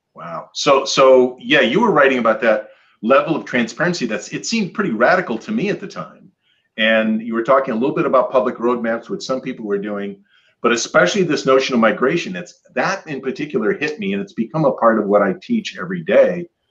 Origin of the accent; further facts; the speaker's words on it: Michigan, United States; I grew up in Michigan, and I have lots of Scandinavian family